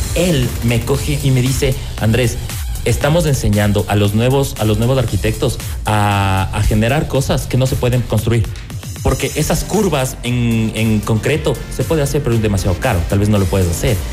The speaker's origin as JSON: {"language": "Spanish", "country": "Ecuador", "said": "como diseñadores ecuatorianos"}